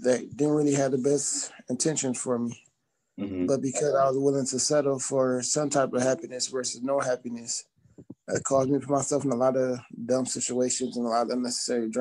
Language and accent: English; Detroit, Michigan, United States; growing up in Michigan, well, I guess we got to be more precise, Detroit